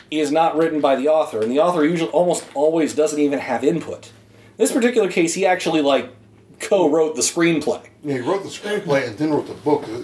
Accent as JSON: {"language": "English", "region": "Texas", "country": "United States", "tie": "born or raised there", "said": "But um, I was raised in Texas."}